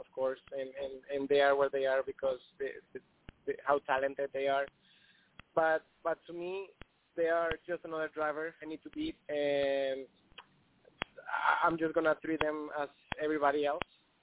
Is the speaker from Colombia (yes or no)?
yes; Colombia; I'm from Colombia